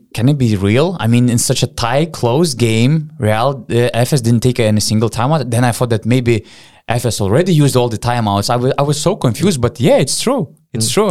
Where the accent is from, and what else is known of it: Panevėžys, Panevėžys County, Lithuania; born or raised there